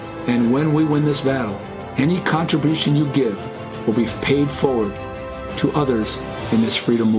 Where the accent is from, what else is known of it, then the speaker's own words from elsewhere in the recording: Minnesota, United States; I'm proud to say I'm born and raised in Minnesota.